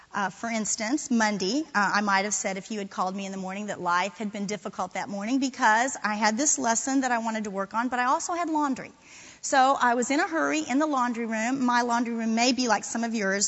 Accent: Florida, United States; moved away; I'm from Florida. Uh, I got here a little late. I'm a transplant

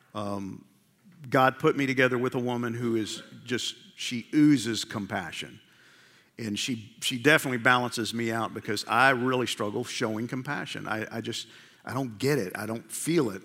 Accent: New York, United States; I grew up in New York

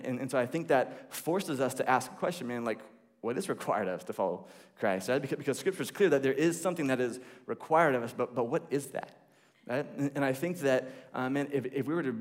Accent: the Bible Belt, the South, United States; I grew up here in the Bible Belt

